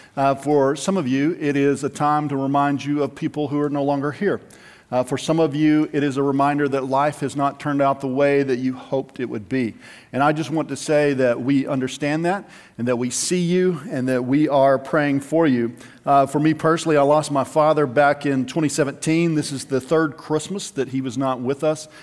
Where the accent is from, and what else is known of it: United States